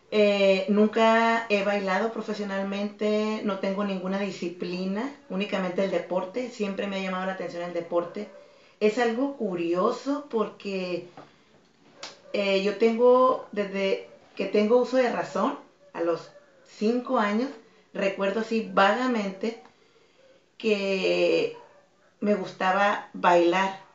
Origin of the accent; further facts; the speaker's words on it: Tijuana, Baja California, Mexico; also born or lived in Mazatlán, Sinaloa; yo nací en Mazatlán. En Mazatlán. Mazatlán, Sinaloa. Y a los tres años de edad eh, vine a radicar aquí a Tijuana. Ah, y de los tres años he estado en Tijuana.